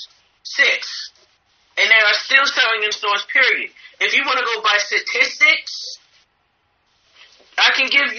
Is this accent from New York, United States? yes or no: no; Atlanta, Georgia, United States; I'm from Atlanta. I'm from Atlanta, Georgia, baby.